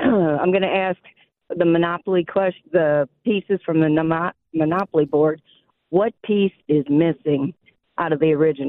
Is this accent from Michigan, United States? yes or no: yes; Detroit, Michigan, United States; I grew up in Detroit